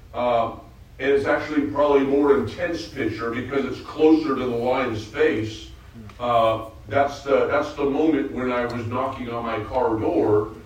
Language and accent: English; outside of the Bay Area, California, United States; I grew up in the outside of the Bay Area as an Oakland A's fan